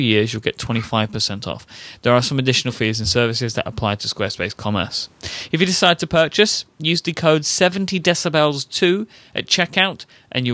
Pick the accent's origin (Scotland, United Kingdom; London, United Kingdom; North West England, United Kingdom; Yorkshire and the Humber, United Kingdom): London, United Kingdom; accent: Cockney; I grew up in the East End of London, so I'm considered to be a Cockney.